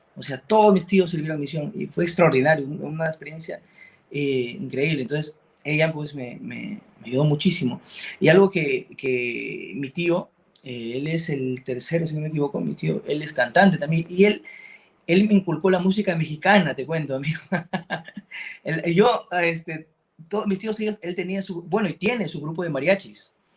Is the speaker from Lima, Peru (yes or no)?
no; Chiclayo, Lambayeque, Peru; yo, soy de Chiclayo, soy de la ciudad de la, la conocen como la ciudad de la amistad en Perú